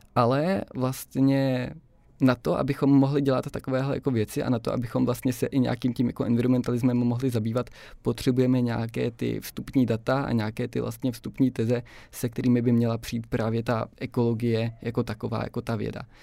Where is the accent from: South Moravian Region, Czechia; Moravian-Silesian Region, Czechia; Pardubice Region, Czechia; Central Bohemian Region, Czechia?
South Moravian Region, Czechia; Brno; moved away as an adult; now in Prague, Czech Republic; já jsem původně z Brna a teď jsem se teda jako přestěhoval do Prahy